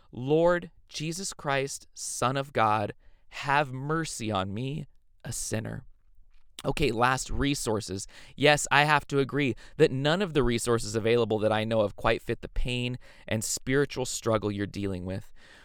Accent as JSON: {"language": "English", "country": "Ireland", "said": "Sorry, I'm Irish. I use meat and potatoes metaphors."}